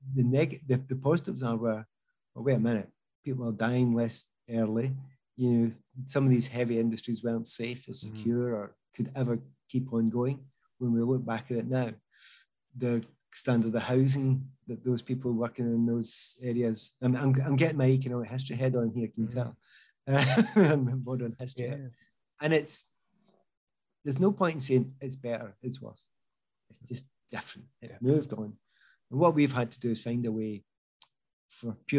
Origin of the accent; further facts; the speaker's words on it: Easthouses, Scotland, United Kingdom; I was brought up in East House